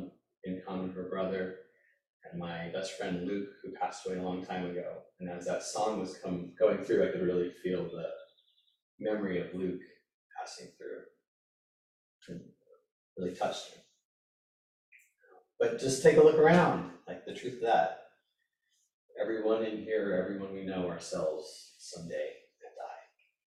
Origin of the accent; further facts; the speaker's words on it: India; I'm a man, I'm Indian, I'm a holistic healer, I'm an athlete, I'm a father, I'm a husband, I'm a Sangha member